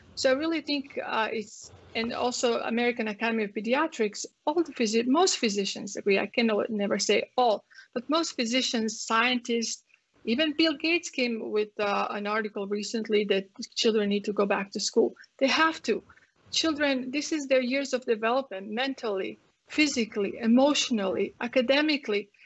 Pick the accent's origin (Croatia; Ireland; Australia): Croatia; English is a second language; moved away as an adult; now in Texas, United States; you guys can tell from my accent, I come from um, Croatia, from Yugoslavia.